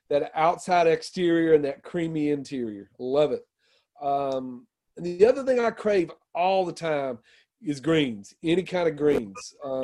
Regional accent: the South, United States; I'm proudly from the South. I'm also often very critical of the South

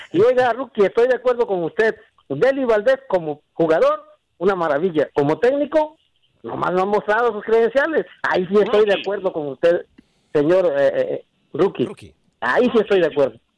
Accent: Mexico; now in Atlanta, United States; soy mexicano

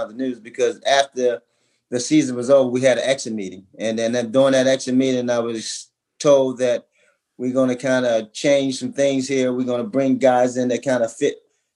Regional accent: Baltimore, Maryland, United States; moved away; also born or lived in Washington / Charlotte; I'm originally from Baltimore

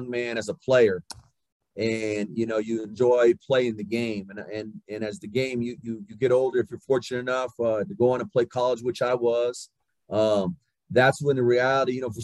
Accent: Southwest New Mexico, United States; moved away as an adult; I grew up in Southwest New Mexico. You know, We had a town, a small town of 1,200 people

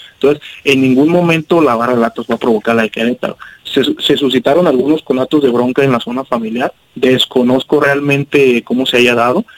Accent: Guadalajara, Jalisco, Mexico; somos de acá del sur de Guadalajara, de hecho son varias este, pues, colonias o barrios, como le quieran decir, eh, somos acá de Higuerillas

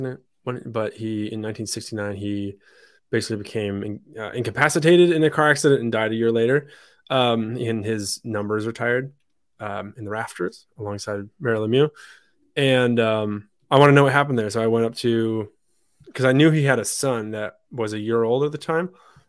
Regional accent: France; born there; I was born in France, but I don't speak it great. I spoke English at home when I was living in France

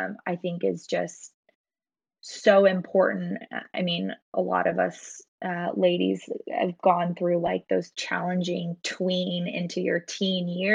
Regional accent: Portland, Oregon, United States; I actually grew up here in Portland too.

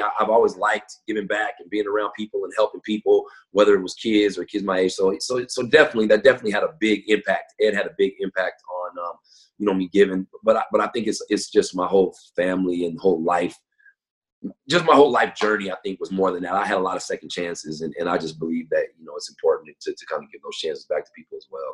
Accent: Tacoma, Washington, United States; also born or lived in Federal Way, Washington; I'm, I'm from Tacoma. I live in Tacoma, so I went to Lincoln High School my freshman year.

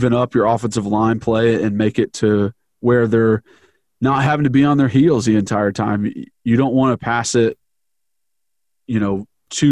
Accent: Knoxville, Tennessee, United States; I grew up in Knoxville

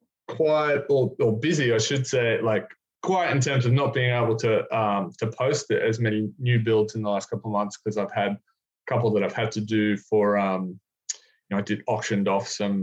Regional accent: Brisbane, Queensland, Australia; moved away as an adult; also born or lived in North Park, San Diego; now in San Diego, United States; we're from Brisbane, which is where we're from originally

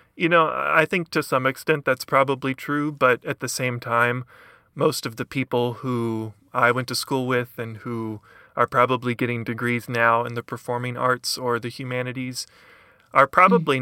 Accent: Lexington, Kentucky, United States; originally from kentucky i'm from lexington kentucky

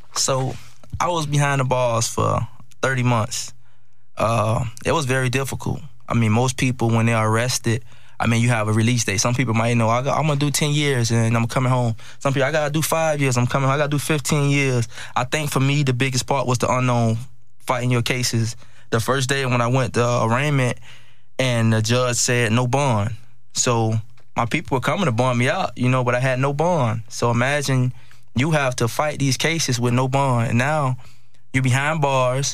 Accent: Miami, Florida, United States; I'm from Miami, Florida, uh, Liberty City. Growing up in Miami, it was it was challenging

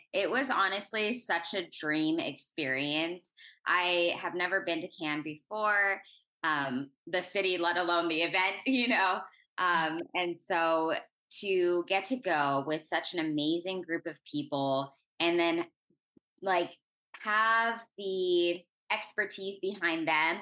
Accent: Orange County, California, United States; I'm originally from Orange County, California

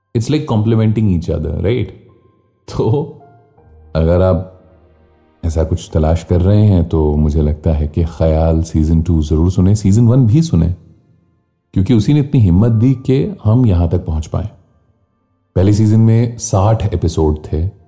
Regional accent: Lucknow, Uttar Pradesh, India; मैं तो लखनऊ से हूं

